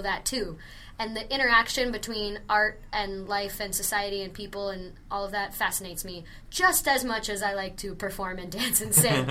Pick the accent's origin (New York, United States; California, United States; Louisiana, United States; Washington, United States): Washington, United States; Kennewick; moved away as an adult; also born or lived in Los Angeles; I grew up in Washington State